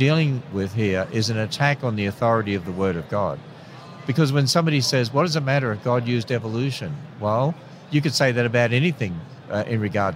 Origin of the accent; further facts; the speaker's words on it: Australia; I'm an Australian.